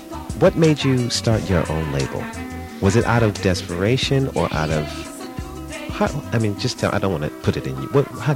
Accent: New York, United States; moved away

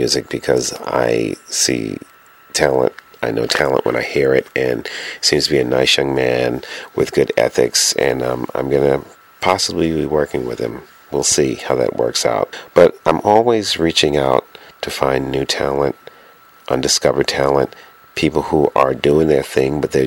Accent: New York City, New York, United States; now broadcasting from my hometown, New York City, the Big Apple

